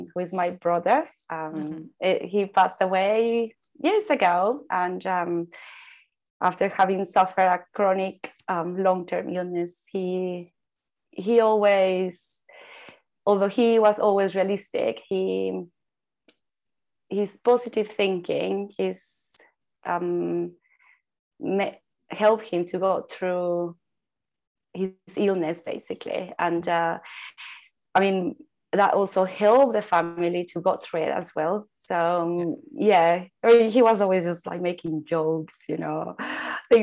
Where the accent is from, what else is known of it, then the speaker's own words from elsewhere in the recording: Mexico; moved away; I was born in Mexico. I grew up in a Mexican culture that sees colors everywhere